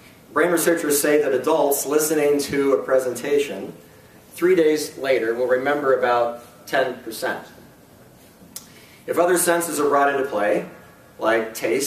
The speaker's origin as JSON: {"language": "English", "town": "North East", "region": "Pennsylvania", "country": "United States", "tie": "born or raised there", "said": "I grew up in Northeast Pennsylvania, which is not in Northeast Pennsylvania. Okay, Northeast Pennsylvania is a small farm town in Northwest Pennsylvania, and it's close to Erie."}